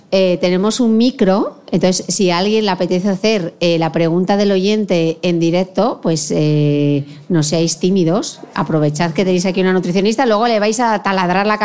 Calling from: Argentina; Hola, soy … desde Argentina.

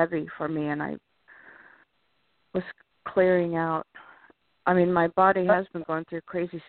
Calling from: California, United States; from California.

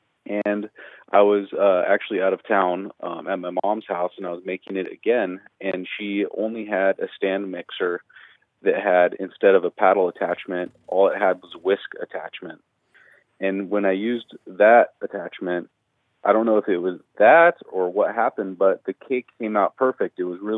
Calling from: Fresno, California, United States; Fresno, California.

